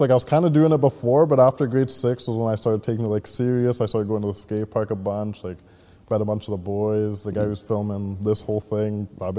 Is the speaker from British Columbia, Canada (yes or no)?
yes; Port Coquitlam, British Columbia, Canada; also born or lived in Vancouver; born and raised in Port Coquitlam. Yeah, been living here since I was like 4 or 5 years old. Before that, I was kind of in like Vancouver as well, but. Yeah, other than that, yeah, was going to school in Poco as well, too.